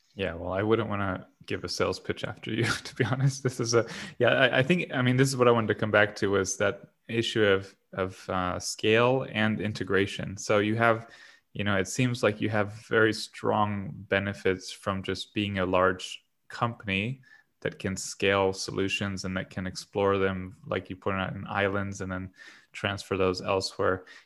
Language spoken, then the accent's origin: English; Southwest Florida, United States; I'm from Southwest Florida where we don't have waves